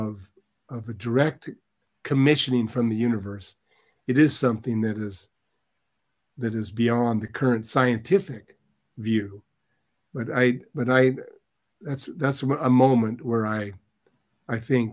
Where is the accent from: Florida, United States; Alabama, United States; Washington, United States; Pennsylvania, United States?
Washington, United States; Lakewood; I grew up in Lakewood, Washington